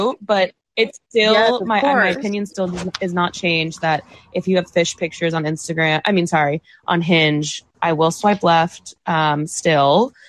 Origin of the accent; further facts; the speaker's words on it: New York City, New York, United States; I grew up in Manhattan.